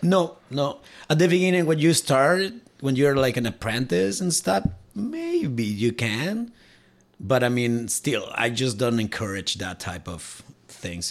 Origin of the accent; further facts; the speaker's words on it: Cuernavaca, Morelos, Mexico; moved away as an adult; now in Alberta, Canada; i'm from mexico and my hometown it's called cuernavaca